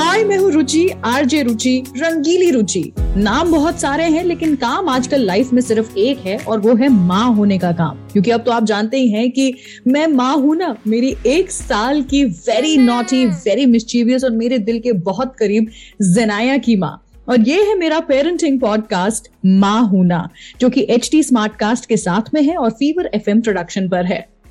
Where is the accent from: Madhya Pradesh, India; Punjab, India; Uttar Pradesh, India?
Madhya Pradesh, India; Indore; इंदौर मेरा home town है